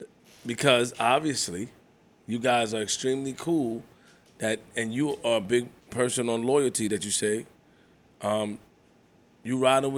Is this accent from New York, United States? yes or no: yes; New York City, New York, United States; I'm not from Rosedale. I'm from Linden and Farmers, for real.